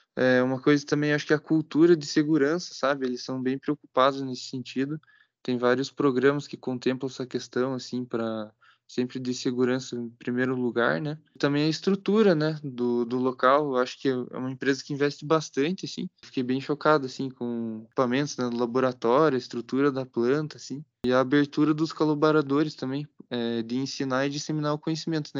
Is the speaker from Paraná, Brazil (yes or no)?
yes; Campo Largo, Paraná, Brazil; moved away as an adult; now in Ponta Grossa, Brazil; sou de Campo Largo, que é aqui mesmo no Paraná, né, pertinho